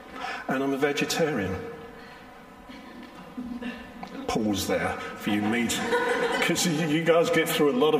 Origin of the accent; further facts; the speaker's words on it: London, United Kingdom; I'm from South London, born and bred